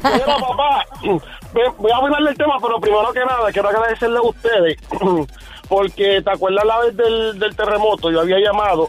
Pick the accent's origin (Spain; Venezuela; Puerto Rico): Puerto Rico; Caguas; also born or lived in Bronx, New York; yo soy de Puerto Rico, soy de Caguas